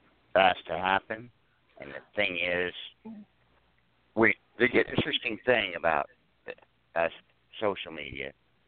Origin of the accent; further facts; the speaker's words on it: Indiana, United States; moved away; also born or lived in Reno, Nevada; I told them I was from Indiana.